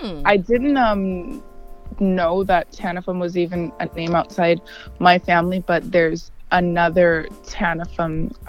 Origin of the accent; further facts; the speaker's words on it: Yaoundé, Centre, Cameroon; born there; also born or lived in Bafut, Cameroon; Both my parents were born in an area called Bafut, Cameroon. It's a village in the English part, and I was born in Yaoundé, which is the French capital.